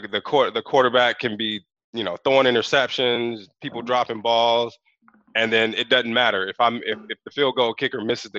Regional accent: Chicago, Illinois, United States; now in California, United States; I just told my wife when I came from Chicago and visited Moreno Valley years ago when I was a kid

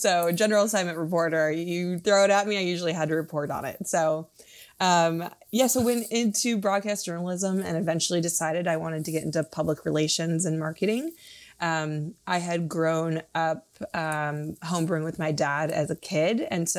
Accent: Minnesota, United States; also born or lived in Michigan; So I'm from the Midwest. I've actually lived in 10 states in my life, was born in Michigan, moved around a lot as a kid, and then landed in Minnesota for high school and college.

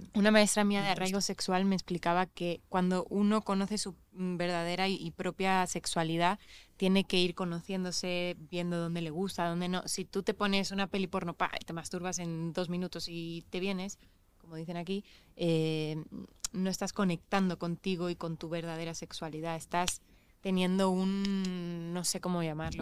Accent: Mallorca, Balearic Islands, Spain; moved away as an adult; now in Mexico; yo sí me siento española, soy de Mallorca

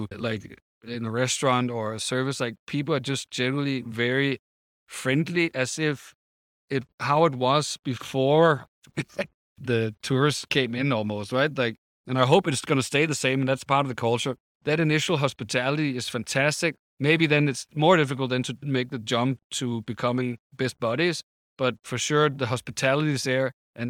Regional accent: Copenhagen, Capital Region of Denmark, Denmark; I'm from Copenhagen, right?

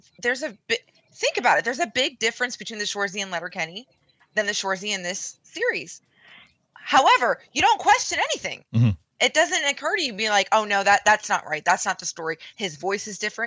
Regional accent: West Virginia, United States; also born or lived in Ohio; I'm from the States. I'm from West fucking Virginia, Ohio

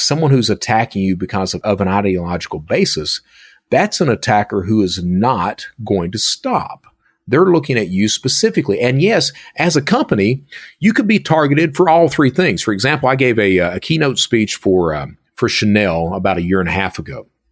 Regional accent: Hazard, Kentucky, United States; moved away; I'm from Hazard, Kentucky

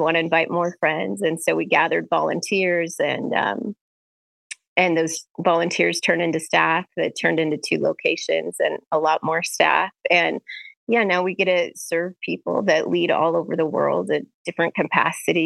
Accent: Bismarck, North Dakota, United States; I'm originally from North Dakota, born and raised in Bismarck.

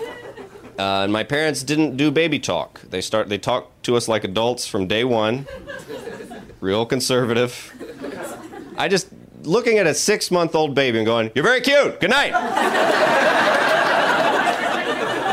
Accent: the South, United States; I grew up in the South

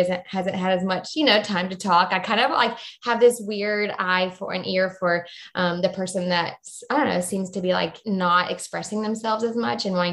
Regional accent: the Atlanta area, Georgia, United States; now in Jacksonville, United States; I currently live in Jacksonville, Florida, originally from Georgia

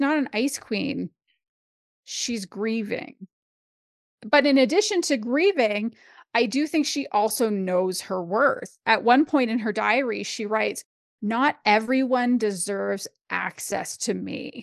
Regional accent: Canada; as a Canadian

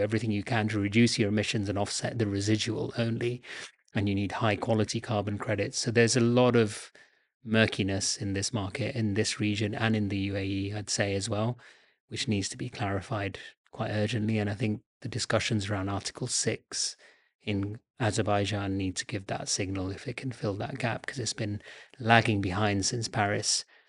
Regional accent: Bangladesh; moved away; I'm originally from Bangladesh

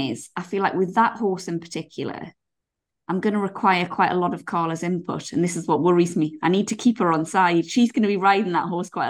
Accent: England, United Kingdom; I think I'm showing English people in a bad light.

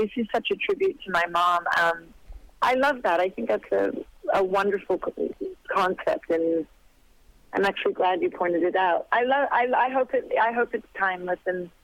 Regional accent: Sydney, New South Wales, Australia; moved away; I grew up in Sydney

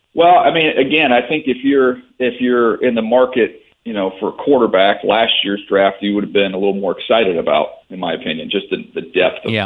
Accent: San Diego, California, United States; moved away as an adult; also born or lived in Monroe, Louisiana; I was a kid who grew up in San Diego

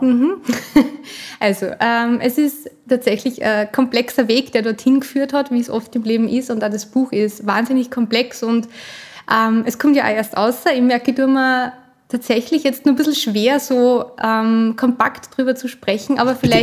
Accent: Upper Austria, Austria; also born or lived in Vienna; Ich bin in Oberösterreich aufgewachsen, habe dann meine ersten 18 Lebensjahre da verbracht

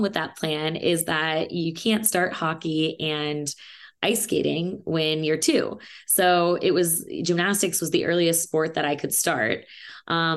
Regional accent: Indianapolis, Indiana, United States; moved away as an adult; also born or lived in California; I am from Indianapolis, Indiana. I lived there for 18 years before I moved to California, where I went to college.

